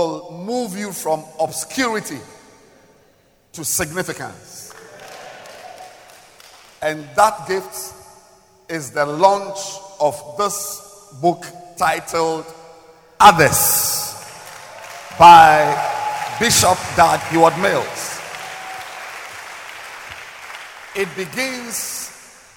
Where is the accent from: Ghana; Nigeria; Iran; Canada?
Ghana; I am a Ghanaian